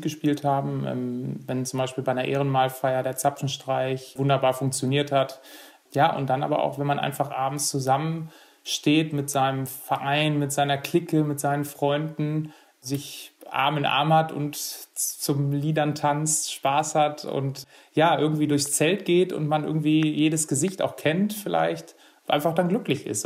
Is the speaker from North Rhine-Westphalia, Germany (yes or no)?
yes; Erle, North Rhine-Westphalia, Germany; bei uns in Erle